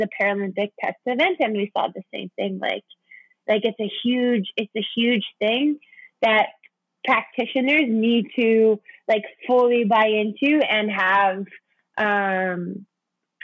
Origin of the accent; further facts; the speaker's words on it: Saskatchewan, Canada; I'm from Saskatchewan